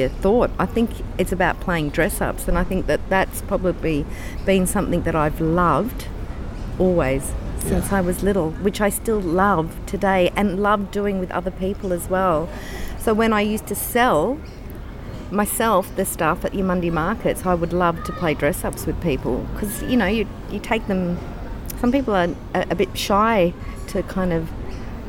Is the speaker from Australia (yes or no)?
yes; Kempsey, New South Wales, Australia; moved away; also born or lived in Brisbane, Queensland / Peregian Beach, Queensland; I was born and bred in New South Wales in Kempsey, the town of …. I'm very country.